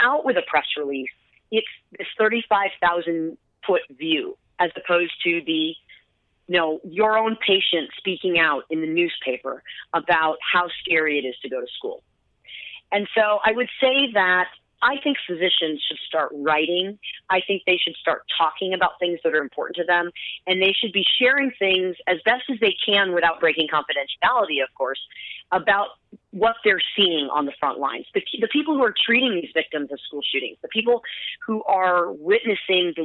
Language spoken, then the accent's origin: English; United States; I've been in practice in my hometown that I was born and raised in for 17 years